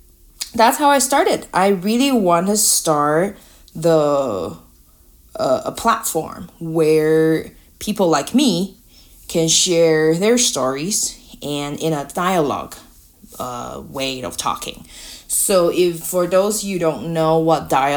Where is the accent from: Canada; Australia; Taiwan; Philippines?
Taiwan; English is a second language; moved away; I'm from Taiwan. English is not my native language